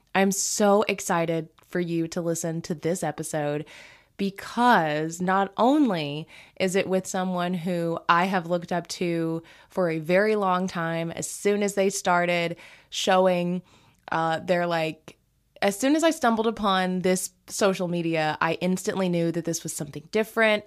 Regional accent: the South, United States; growing up in the South

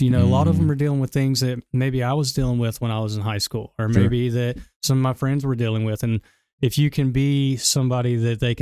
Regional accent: Gadsden, Alabama, United States; The partners, as well as myself, everybody, we're all from Gadsden. So, I mean, this is where we're from

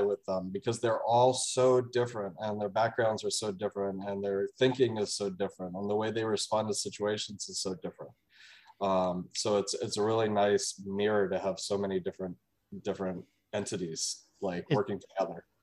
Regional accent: Washington, District of Columbia, United States; I'm from Washington D.C., so I grew up like seeing this thing in the gift shop at the Air and Space Museum.

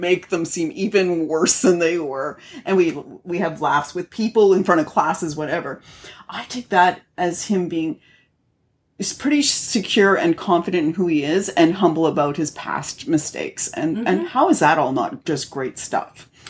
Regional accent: Canada; I'm Canadian

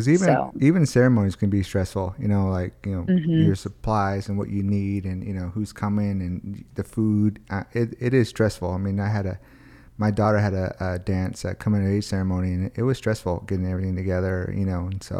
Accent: United States; like for me as an American, you know, and to my kids, I always tell them, like, you know, we might be diabetic when we get older.

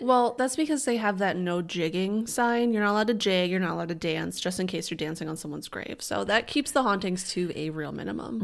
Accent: Northern Illinois, United States; we're from Illinois

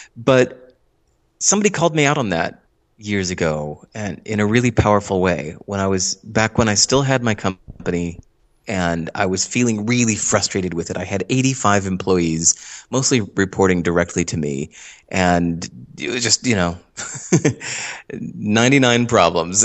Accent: Hinsdale, Illinois, United States; moved away as an adult; also born or lived in New York City; now in Santa Monica, United States; I grew up in Hinsdale, Illinois

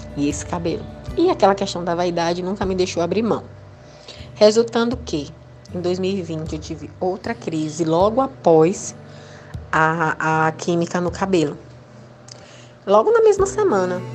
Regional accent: Aracaju, Sergipe, Brazil; sou de Aracaju, Sergipe

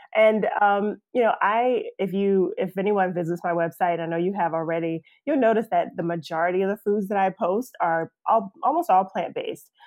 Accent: South Carolina, United States; moved away as an adult; also born or lived in Atlanta; I'm, I'm from South Carolina, but came down to Atlanta to go to Georgia Tech

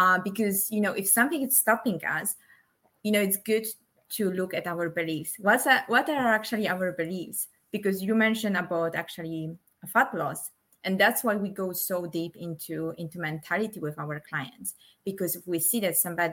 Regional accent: Poland; moved away; I'm originally from Poland, but I don't call myself I'm Polish. I just say I'm from Poland.

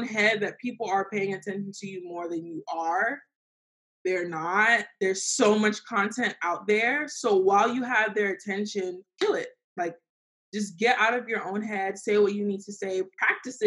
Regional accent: Fort Lauderdale, Florida, United States; Fort Lauderdale

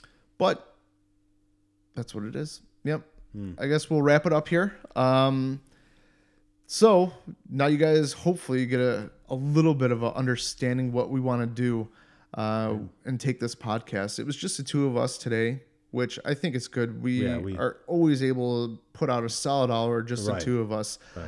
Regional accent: Cleveland, Ohio, United States; moved away as an adult; now in Germany; growing up in the North, like in Cleveland

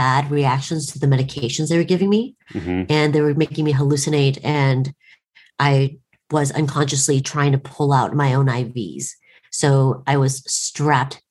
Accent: Portland, United States; growing up in Portland

